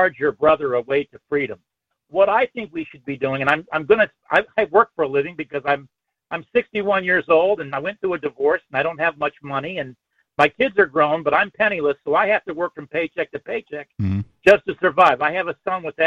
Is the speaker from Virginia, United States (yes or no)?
yes; Virginia, United States; I was born in Virginia. I'm a Virginian.